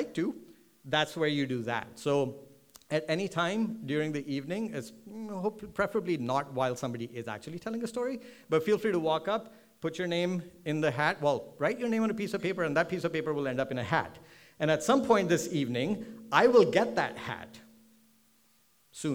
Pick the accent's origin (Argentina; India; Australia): India; Delhi; moved away as an adult; also born or lived in Chicago; now in Seattle, United States; I grew up in Delhi, then I moved to Chicago, and I was there for my bachelor's.